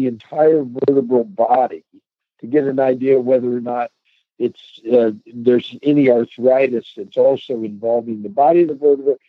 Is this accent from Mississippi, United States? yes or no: no; Delaware, Ohio, United States; I grew up in Delaware, Ohio